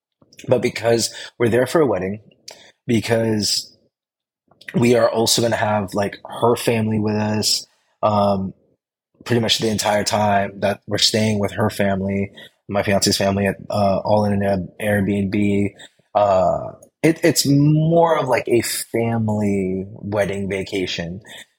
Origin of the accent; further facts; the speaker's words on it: Philippines; Like I'm Filipino. I love Hawaiian food. I love Filipino food.